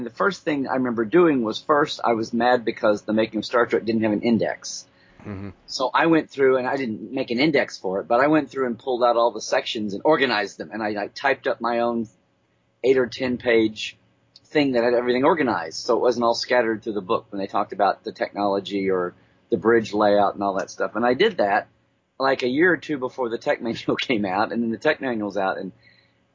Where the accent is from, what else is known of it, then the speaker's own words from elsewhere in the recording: Oklahoma, United States; growing up in Oklahoma. So I was out in the middle of nowhere